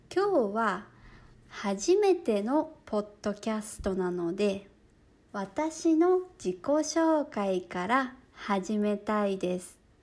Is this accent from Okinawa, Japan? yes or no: no; Chiba, Japan; moved away as an adult; now in Vancouver, Canada; 私は日本の千葉県出身です